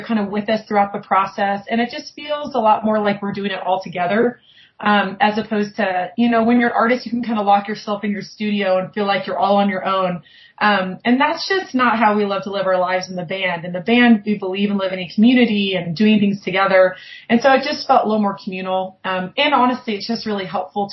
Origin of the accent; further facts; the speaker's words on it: Lafayette, Colorado, United States; This is my hometown